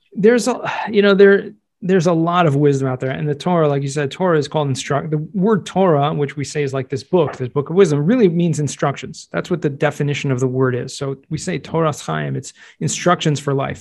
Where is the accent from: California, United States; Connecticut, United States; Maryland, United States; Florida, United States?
California, United States; Southern; moved away as an adult; also born or lived in Jerusalem, Israel / New York; I grew up in Southern California